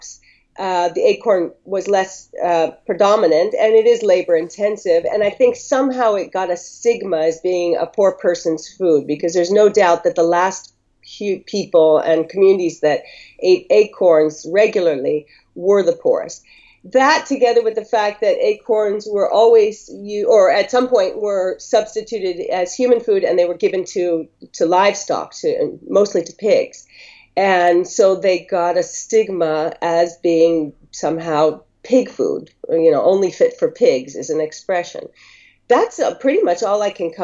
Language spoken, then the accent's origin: English; Northern California, United States; moved away as an adult; now in Greece; growing up in Northern California